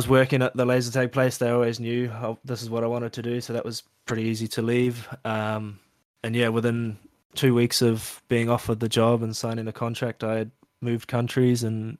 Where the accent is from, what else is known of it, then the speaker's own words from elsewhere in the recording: New Zealand; And I think being a Kiwi and stuff, it sort of meant I was third or fourth on the list, but managed to be one of the two that got hired.